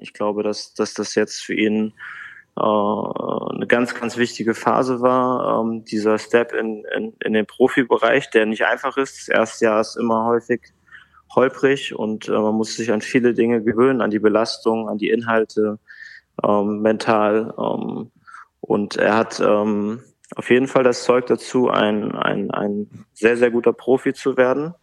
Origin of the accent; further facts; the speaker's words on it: Bad Hersfeld, Hesse, Germany; moved away as an adult; also born or lived in Bremerhaven / Hamburg; now in Frankfurt, Germany; in Bad Hersfeld, in meiner Heimatstadt